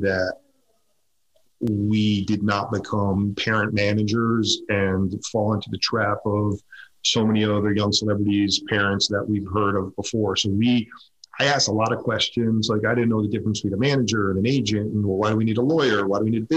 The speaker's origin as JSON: {"language": "English", "region": "suburbs of Connecticut", "country": "United States", "tie": "born or raised there", "said": "We lived in the suburbs of Connecticut. I grew up there"}